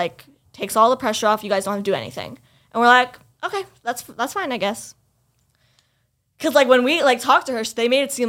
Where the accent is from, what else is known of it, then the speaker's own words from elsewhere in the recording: Florida, United States; first language English; moved away as an adult; also born or lived in Lebanon (family) / Pakistan (family); now in New York, United States; I had said Florida. And like, I came from Florida.